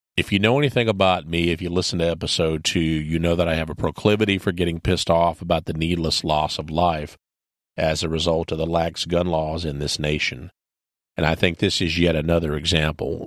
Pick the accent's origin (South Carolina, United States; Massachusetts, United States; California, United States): South Carolina, United States; My home state of South Carolina